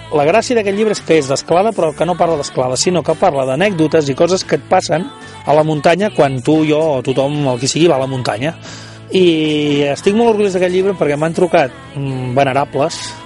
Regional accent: Ullastrell, Catalonia, Spain; del meu poble, Ullastrell

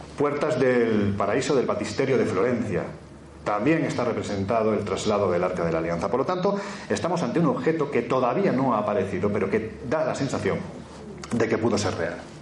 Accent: Jaén, Andalusia, Spain; en mi tierra, en Jaén

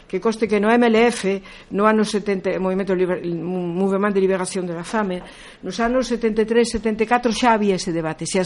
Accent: Galicia, Spain; son galega e polo tanto considero que a miña maneira de estar no mundo é como muller e como galega.

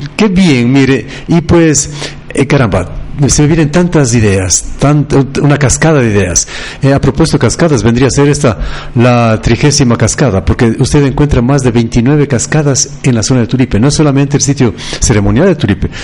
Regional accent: Ecuador

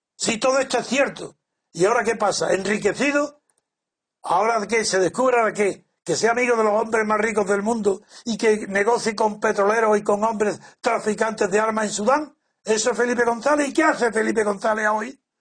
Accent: Spain; creo que conozco muy bien a mi pueblo, mi sociedad, lo que, mi país, mi cultura, la eh, España

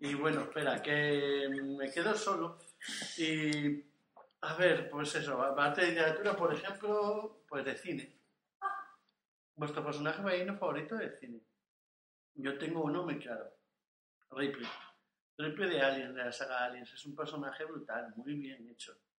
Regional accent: Asturias, Spain; soy asturiano

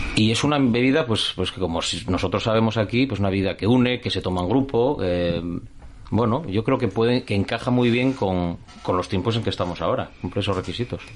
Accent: Asturias, Spain; somos españoles, somos asturianos

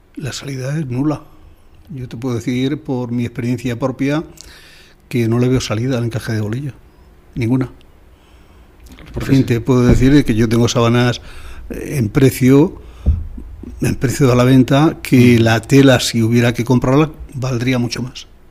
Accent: Almagro, Castilla-La Mancha, Spain; yo he vivido siempre fuera de mi pueblo

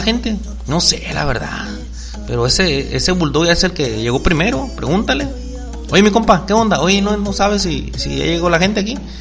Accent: Mexico; Somos mexicanos

